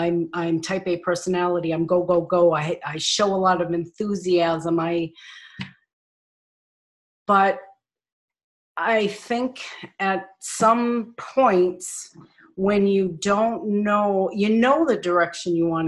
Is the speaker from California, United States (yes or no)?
no; Nashua, New Hampshire, United States; moved away as an adult; also born or lived in Minnesota; I'm originally from Nashua, New Hampshire. I moved to Minnesota in 1971. And I have some family in Arizona.